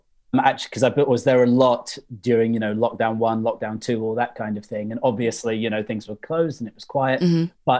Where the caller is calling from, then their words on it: Suffolk, East of England, United Kingdom; I'm calling in from Suffolk, although I was back in London last week